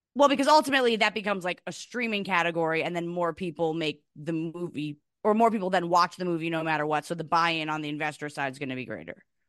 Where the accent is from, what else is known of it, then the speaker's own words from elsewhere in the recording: New Jersey, United States; also born or lived in New York; I was born in New York, but we, we are suburban New Jerseyites